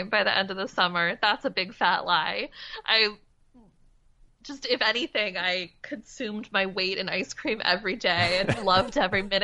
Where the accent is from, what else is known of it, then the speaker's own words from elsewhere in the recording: Demarest, New Jersey, United States; moved away as an adult; also born or lived in Pennsylvania; now in Brooklyn, United States; Demarest. It's a tiny little town with a gazebo. It's really small. Great high school, great public school. It was a beautiful place to grow up.